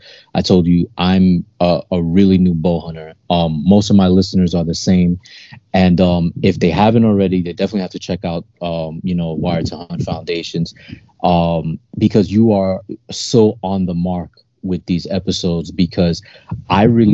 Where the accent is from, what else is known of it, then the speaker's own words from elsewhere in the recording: New York City, New York, United States; born and raised in New York City